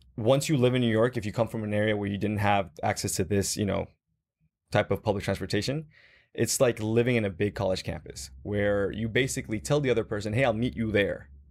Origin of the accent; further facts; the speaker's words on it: Guatemala; moved away as an adult; also born or lived in Dallas, United States; I was born and raised in Guatemala